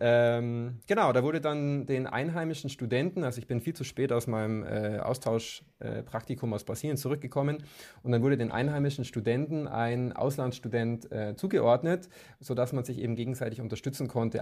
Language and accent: German; Kempten, Bavaria, Germany; moved away as an adult; now in Munich, Germany; also ich komme ursprünglich aus Kempten im Allgäu